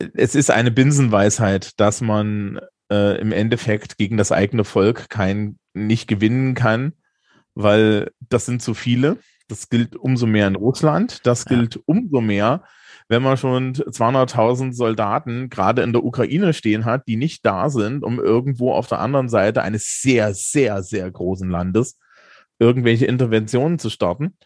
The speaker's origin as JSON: {"language": "German", "region": "East Germany", "country": "Germany", "tie": "born or raised there", "said": "ich bin 40 und in der DDR geboren"}